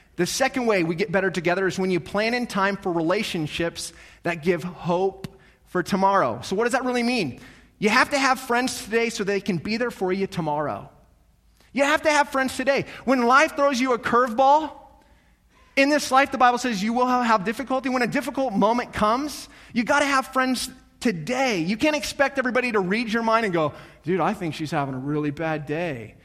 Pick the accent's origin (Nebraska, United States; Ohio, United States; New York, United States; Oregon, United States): Nebraska, United States; North Platte; growing up in North Platte, I'm the oldest of, there's three of us, three boys